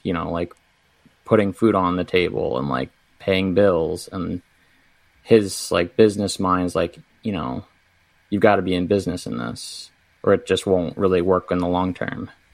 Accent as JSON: {"language": "English", "area": "Howard County", "region": "Central Maryland", "country": "United States", "tie": "born or raised there", "also_born_or_lived": "Charleston, South Carolina", "moved": "as an adult", "lives_now": "Baltimore, United States", "said": "I grew up in Central Maryland, Howard County area"}